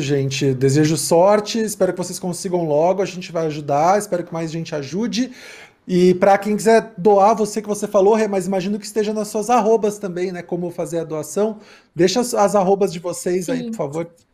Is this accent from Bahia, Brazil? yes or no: no; Porto Alegre, Rio Grande do Sul, Brazil; moved away as an adult; now in São Paulo, Brazil; eu sou de Porto Alegre e eu me mudei para cá vai fazer 16 anos já